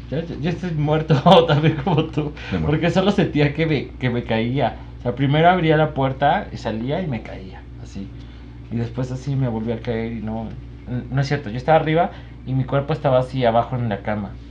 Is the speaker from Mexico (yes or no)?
yes; Puebla, Mexico; Soy de Puebla